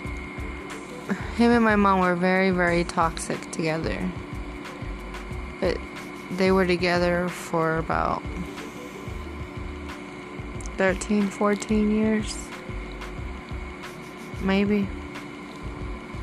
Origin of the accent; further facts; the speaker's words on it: Texas, United States; I was born here in Texas. I was raised as an only child